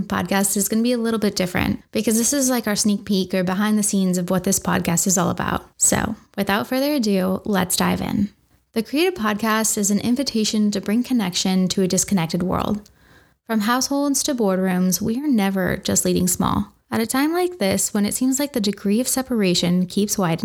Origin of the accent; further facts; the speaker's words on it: Washington, United States; I grew up in Washington State, and after graduating high school, I joined the Marines